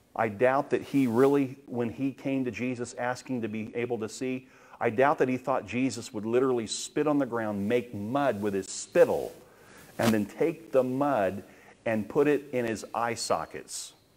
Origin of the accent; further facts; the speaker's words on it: United States; I'm glad that I'm American. I have, I have rights as a United States citizen.